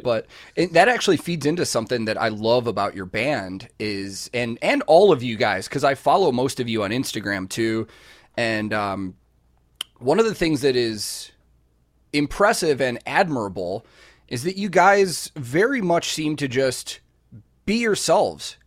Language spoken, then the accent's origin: English; Chicago, Illinois, United States; growing up in Chicago